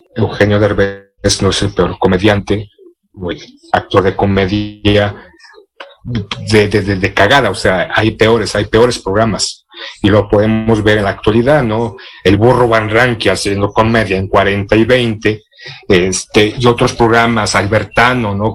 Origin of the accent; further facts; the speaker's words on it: Mexico; siendo mexicano, de lo que se hace aquí en México